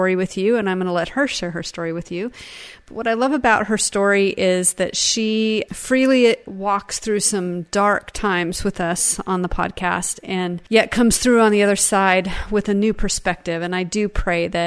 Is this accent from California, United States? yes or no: no; Seattle, Washington, United States; now in Texas, United States; where I grew up in Seattle